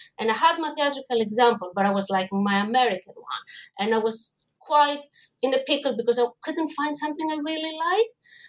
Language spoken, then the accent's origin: English; Greece; English is a second language; I mean, I grew up in Greece and theater was everywhere, was easily accessible from school